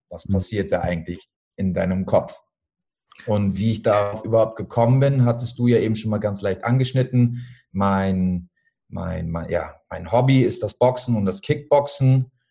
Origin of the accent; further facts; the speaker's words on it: Hamburg, Germany; Ich bin jetzt 33 Jahre alt, ich komme aus Hamburg, ich bin Fitness- und Personal Trainer